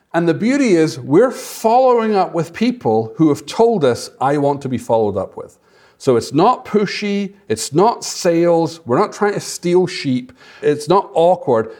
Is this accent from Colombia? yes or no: no; Scotland, United Kingdom; moved away; I'm from Scotland